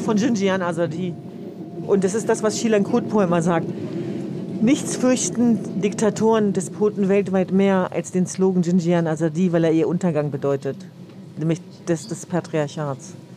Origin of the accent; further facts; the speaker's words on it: Hanover, Lower Saxony, Germany; now in Berlin, Germany; Also ich bin ja gebürtige Hannoveranerin, aber äh, das, das sind meine Wurzeln.